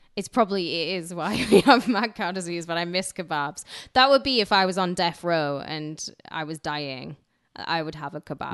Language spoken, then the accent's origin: English; United Kingdom; moved away; I grew up in Roman country where there's literally bloodshed everywhere